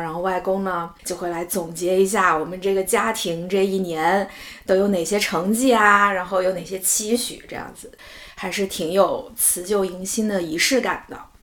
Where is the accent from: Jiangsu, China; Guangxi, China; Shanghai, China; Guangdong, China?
Guangxi, China; now in Beijing, China; 我的家乡在广西就是非常典型的南方过春节的这种习俗啦